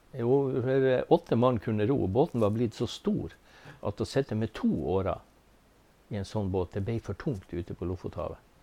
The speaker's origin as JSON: {"language": "Norwegian", "area": "Beisfjord", "region": "Nordland", "country": "Norway", "tie": "born or raised there", "also_born_or_lived": "Tysfjord", "lives_now": "Ballangen, Norway", "said": "Født og oppvokst i Beisfjorden"}